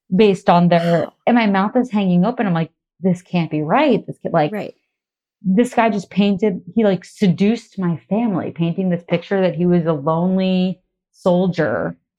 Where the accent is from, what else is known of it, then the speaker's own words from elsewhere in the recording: Massachusetts, United States; moved away as an adult; also born or lived in New York; I grew up in Massachusetts